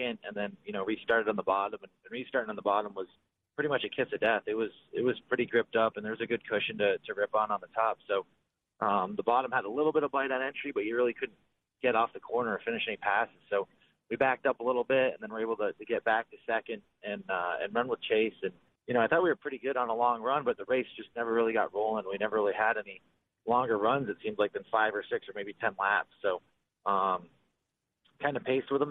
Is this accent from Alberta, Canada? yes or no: no; Southern Ontario, Canada; being from Southern Ontario and being Canadian